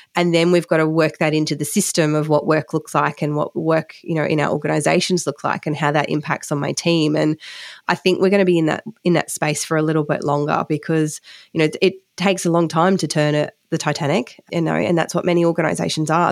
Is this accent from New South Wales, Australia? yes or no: no; Western Queensland, Australia; growing up in Western Queensland